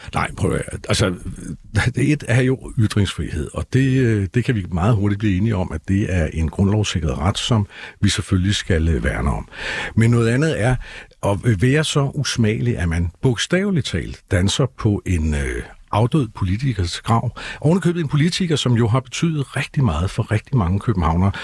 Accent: Copenhagen, Capital Region of Denmark, Denmark; vi er jo også københavnere

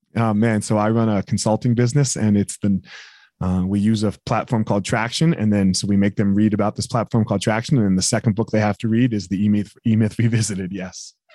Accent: East Coast, United States; I grew up on the East Coast

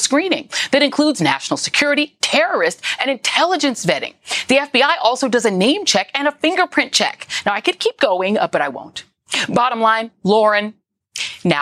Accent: Denver, Colorado, United States; I grew up in Denver, Colorado

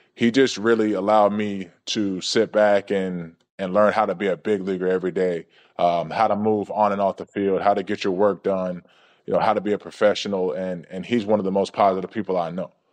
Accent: Georgia, United States; growing up in Georgia, watching the Atlanta Braves

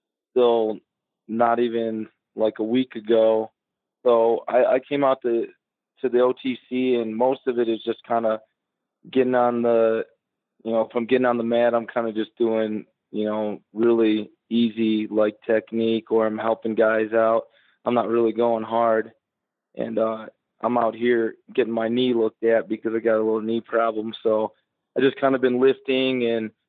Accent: Chicago, Illinois, United States; the Chicago flag. That's where I'm from

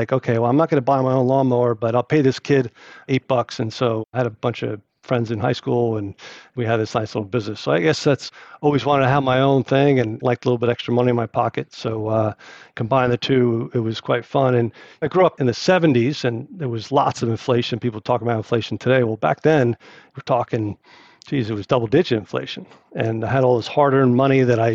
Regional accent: East Brunswick, New Jersey, United States; I grew up in New Jersey. My dad worked at Johnson & Johnson after the Navy, and he was in New Brunswick, and we lived in a town called East Brunswick

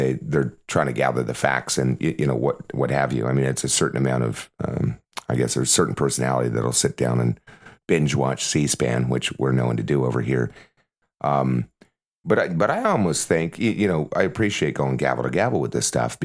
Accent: Canada; now in United States; I'm a Canadian

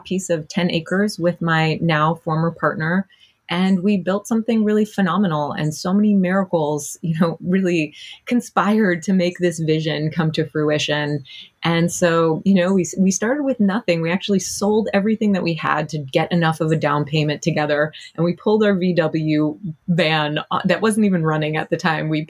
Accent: Montreal, Quebec, Canada; I was born and raised in Montreal

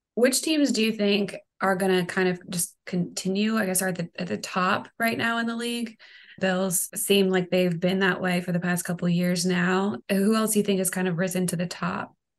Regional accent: North Carolina, United States; moved away as an adult; now in New Orleans, United States; So I'm from North Carolina

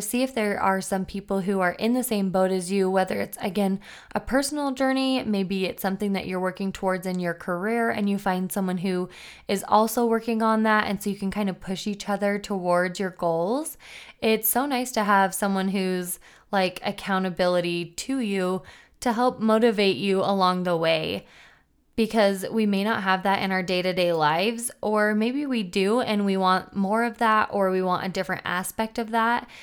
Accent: Logan, Utah, United States; I grew up in Logan, Utah

